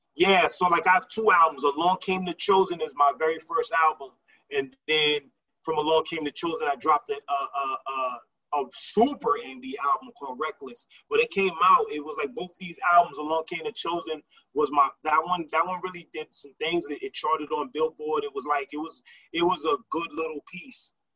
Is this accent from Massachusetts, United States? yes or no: yes; Lawrence, Massachusetts, United States; moved away; also born or lived in Boston, Massachusetts; I didn't grow I didn't grow up or I wasn't raised in Boston. Like a lot of people, they equate me to Boston, and, and I and I got love for Boston. I lived in Boston a, a lot a, a, a sizable portion of my life. But um, I'm originally from Lawrence, Massachusetts